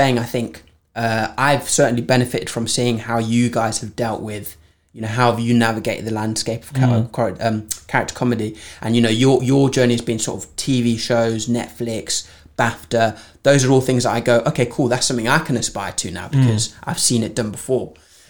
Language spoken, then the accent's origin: English; Framingham Pigot, East of England, United Kingdom; when I grew up in Norwich in a village called Framingham Piggott.